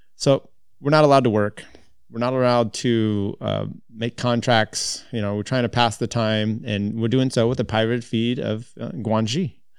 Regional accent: United States; as American cyclists

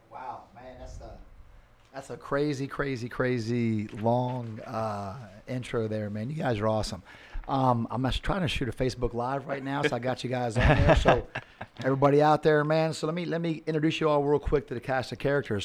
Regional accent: Annapolis, Maryland, United States; now in Naples, United States; I'm born and raised in Annapolis, Maryland, sailboat capital of the world, and a Navy town.

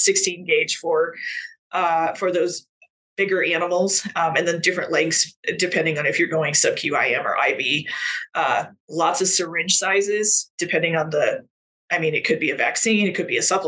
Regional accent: Colorado, United States; I'm originally from Colorado. I still live in Colorado, in Northern Colorado

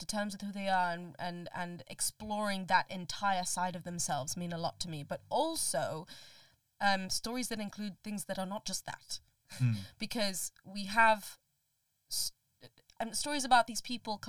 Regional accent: Colombo, Western Province, Sri Lanka; moved away; I grew up in Colombo in Sri Lanka

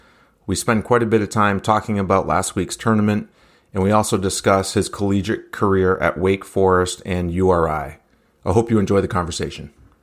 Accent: New Hampshire, United States; the top amateur golfers in my home state.

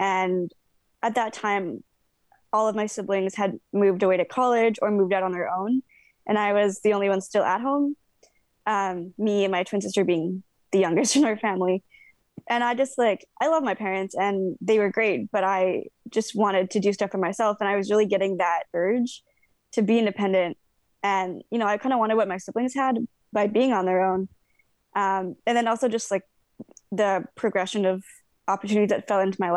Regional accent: Dawson Creek, British Columbia, Canada; moved away as an adult; now in Lower Mainland, Canada; I grew up in Dawson Creek

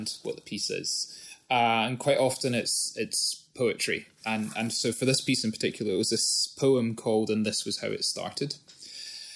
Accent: Scotland, United Kingdom; moved away; being Scottish but having lived more than half my life out of Scotland

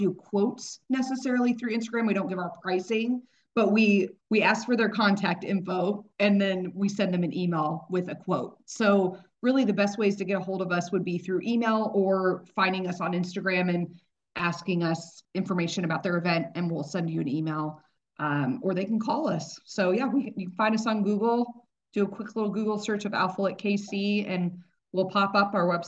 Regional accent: Dallas, Texas, United States; now in Kansas City, United States; I came from Dallas.

